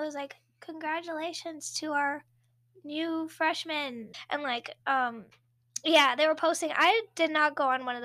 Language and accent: English; Maryland, United States; moved away as an adult; now in California, United States; I'm from Maryland